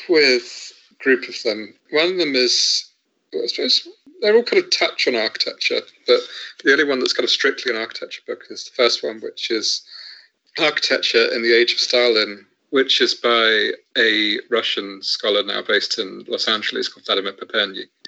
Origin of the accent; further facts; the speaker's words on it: Southampton, South East England, United Kingdom; I grew up in Southampton